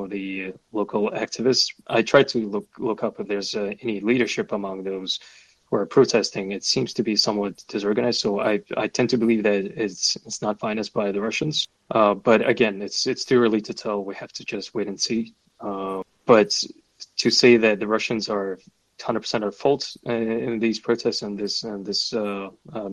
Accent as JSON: {"language": "English", "country": "Kazakhstan", "said": "I'm from Kazakhstan"}